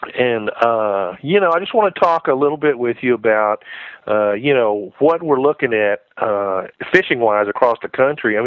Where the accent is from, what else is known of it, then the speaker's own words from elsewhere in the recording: Texas, United States; moved away; down in Texas, where I grew up